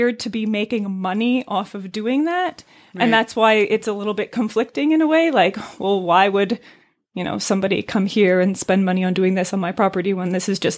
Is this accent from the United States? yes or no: no; Brooke Valley, Ontario, Canada; I grew up in Brook Valley